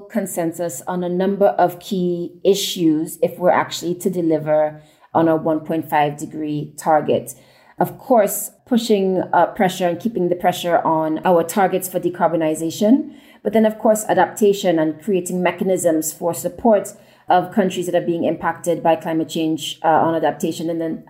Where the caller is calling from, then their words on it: Nairobi, Kenya; I'm calling in from Nairobi, Kenya